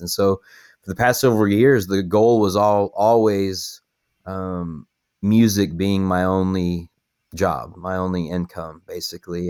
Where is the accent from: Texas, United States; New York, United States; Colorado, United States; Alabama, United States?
Texas, United States; Paducah; also born or lived in Lubbock, Texas; I grew up in a little town, um, called Paducah, Texas, which is kinda out in the middle of nowhere, and it's, like, two hours east of Lubbock